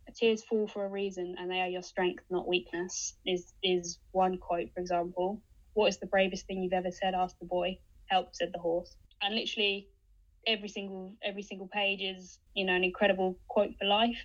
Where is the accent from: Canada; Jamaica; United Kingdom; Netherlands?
United Kingdom; It just sums us up as British people